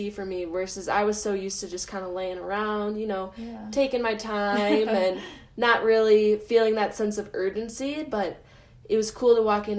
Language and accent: English; Minnesota, United States; moved away; I ice skated a lot back at home. I'm from Minnesota, and so pretty much everyone can skate there. And so I grew up kind